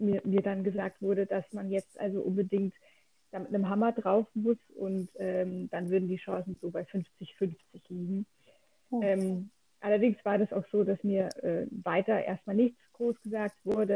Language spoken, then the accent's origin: German; Lörrach, Baden-Württemberg, Germany; ich komme ganz aus dem Süden Deutschlands, ähm, aus dem Dreiländereck. Deutschland, Schweiz und Frankreich. Ah. Ja, ähm, in der Nähe von Freiburg